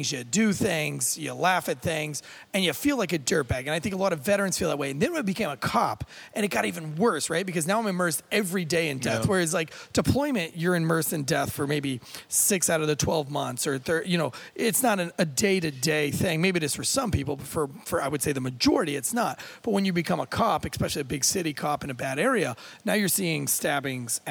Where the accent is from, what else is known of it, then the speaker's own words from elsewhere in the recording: United States; I was raised here in America